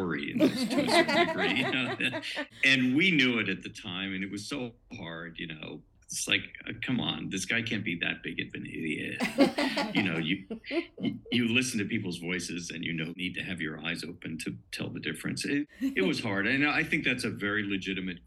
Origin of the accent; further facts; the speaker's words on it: San Francisco, California, United States; San Francisco, which I have a lot because it's my hometown